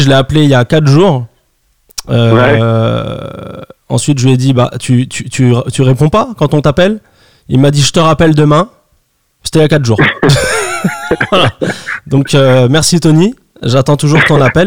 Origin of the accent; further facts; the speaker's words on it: France; chez nous en France